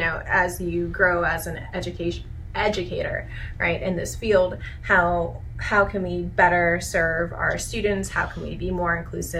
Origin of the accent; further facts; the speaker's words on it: California, United States; moved away; I'm originally from California